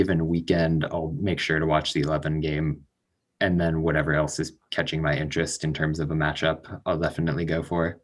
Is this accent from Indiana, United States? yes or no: yes; Indianapolis, Indiana, United States; I was born and raised in Indianapolis